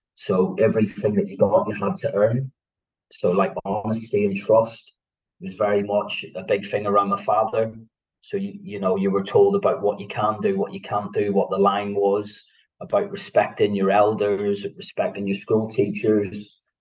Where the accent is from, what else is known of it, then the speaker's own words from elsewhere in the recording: Belfast, Northern Ireland, United Kingdom; also born or lived in Antrim; I was born in 1976 in Belfast, born to uh, mixed religion parents